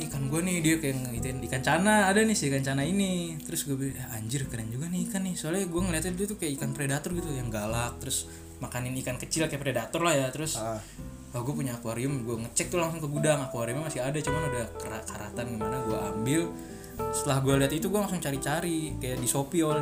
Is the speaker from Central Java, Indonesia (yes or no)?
no; Lamongan, East Java, Indonesia; dari Lamongan ada dari Lamongan bang saya dari Lamongan nih bang